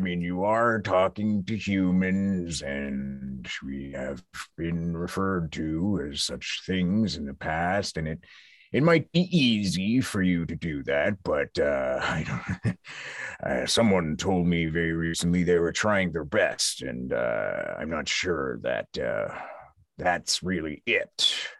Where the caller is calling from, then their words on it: St. John's, Newfoundland and Labrador, Canada; I'm coming from St. John's in Newfoundland. Just outside of St. John's. I've parked my trailer here. I'm seeing the sights.